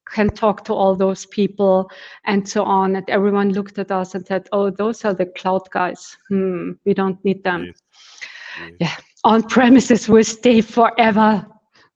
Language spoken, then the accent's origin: English; Austria; also born or lived in Vienna, Austria; I'm living in Vienna, which is in Austria